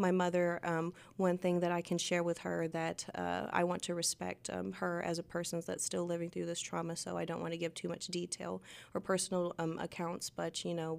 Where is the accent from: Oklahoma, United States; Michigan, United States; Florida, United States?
Oklahoma, United States; Arkoma; also born or lived in Fort Smith, Arkansas; Yes, I was born in Fort Smith, lived on State Line Road. I grew up half of my life in Arkoma, which is a very small town right across the Arkansas border.